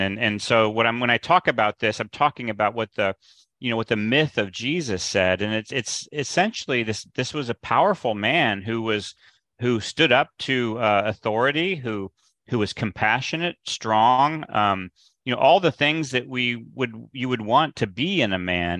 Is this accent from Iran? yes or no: no; Midwest, United States; I grew up in the Midwest